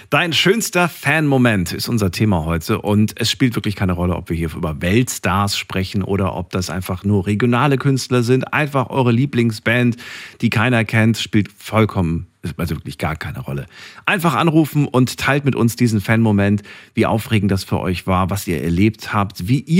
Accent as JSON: {"language": "German", "town": "Frankfurt", "region": "Hesse", "country": "Germany", "said": "das ist halt die Musik, mit der man groß geworden ist. Und gerade als Frankfurter kennt man"}